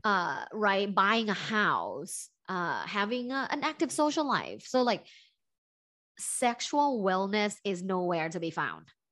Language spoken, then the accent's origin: English; Bangkok, Thailand; moved away; I'm originally from Thailand, from Bangkok, Thailand